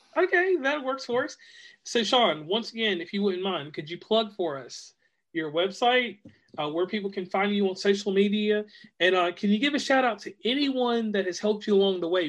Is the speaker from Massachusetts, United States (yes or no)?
no; Virginia, United States; now in West Virginia, United States; I'm from uh, Virginia, but I hail from West Virginia now